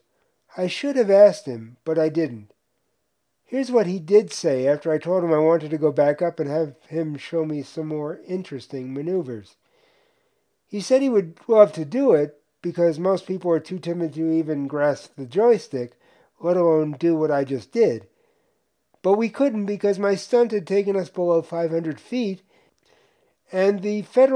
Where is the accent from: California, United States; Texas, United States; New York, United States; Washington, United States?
New York, United States; moved away as an adult; also born or lived in Tucson, Arizona; Growing up in New York